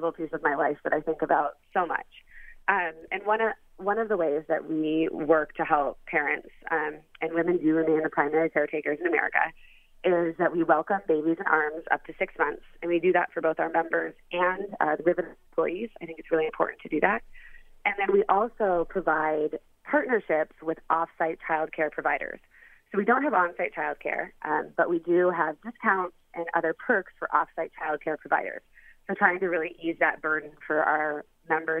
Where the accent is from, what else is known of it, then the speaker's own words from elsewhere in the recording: Columbus, Ohio, United States; I am a child born of the middle of the country. I was raised in Columbus, Ohio